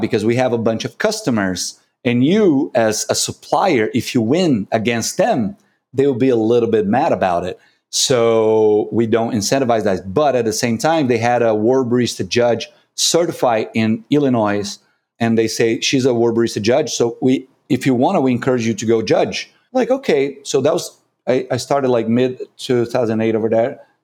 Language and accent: English; Brazil; English is a second language; I'm from Brazil.